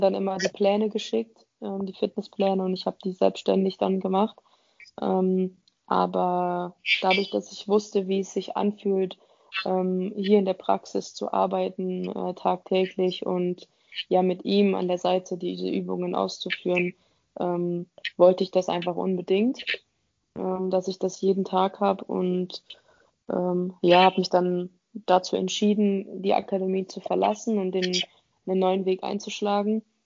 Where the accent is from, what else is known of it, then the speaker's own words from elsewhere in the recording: Dortmund, North Rhine-Westphalia, Germany; moved away; also born or lived in Offenbach; ich komme aus Dortmund